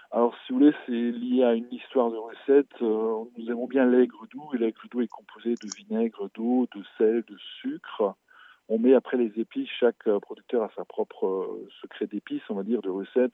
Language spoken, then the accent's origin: French; Alsace, Grand Est, France; chez nous en Alsace